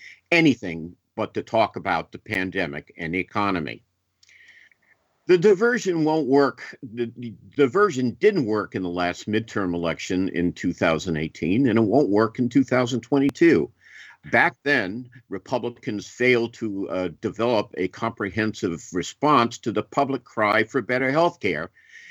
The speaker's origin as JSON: {"language": "English", "town": "Boston", "region": "Massachusetts", "country": "United States", "tie": "born or raised there", "moved": "yes", "said": "as a regular reader of the Boston Globe, I'm proud to see my hometown newspaper doing this kind of thing."}